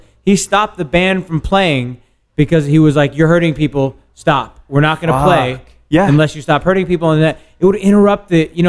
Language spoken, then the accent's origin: English; Glen Rock, New Jersey, United States; also born or lived in Paterson, New Jersey / Lower Manhattan, New York; I grew up in suburban New Jersey, man. I didn't grow up in like anywhere hard or anything like that. I was born in Paterson, which is hard. I lived in Jersey City and Lower Manhattan after a bunch of years, but where I grew up, like in Glen Rock, New Jersey